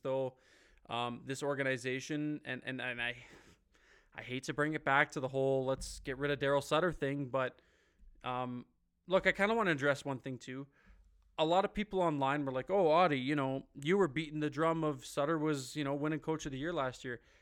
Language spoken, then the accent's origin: English; Ontario, Canada; moved away; the motherland, as I like to call it, I'm from Ontario